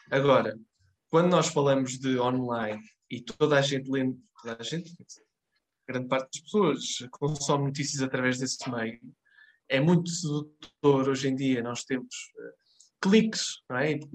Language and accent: Portuguese; Marco de Canaveses, Porto District, Portugal; eu se for de Mar de Canaveses, vou ter aquela tentação de, de clicar, não é? Porque é a minha terra, pode ter acontecido a alguém.